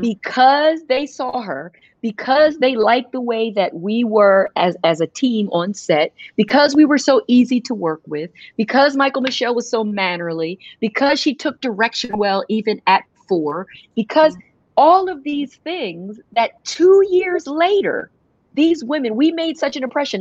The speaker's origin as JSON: {"language": "English", "country": "United States", "tie": "born or raised there", "said": "who always made sure we understood who we were and how we were growing up in America"}